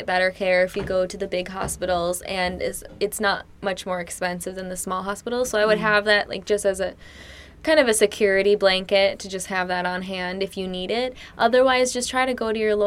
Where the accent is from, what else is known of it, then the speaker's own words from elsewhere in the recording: United States; now in China; as an American